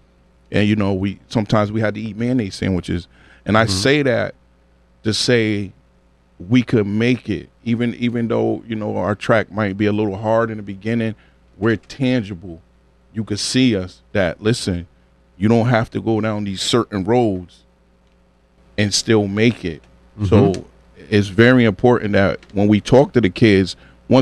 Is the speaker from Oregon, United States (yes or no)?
no; New Haven, Connecticut, United States; Born and raised in New Haven